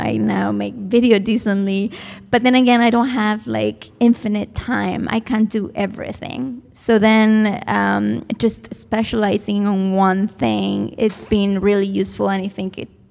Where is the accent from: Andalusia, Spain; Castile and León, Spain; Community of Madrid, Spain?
Community of Madrid, Spain; Madrid; moved away as an adult; I was born there